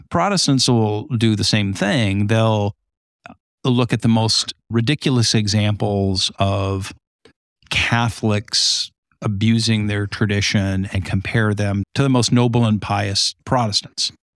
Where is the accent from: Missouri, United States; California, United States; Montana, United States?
California, United States; Southern; now in Holland, Michigan, United States; I grew up in Southern California on the beach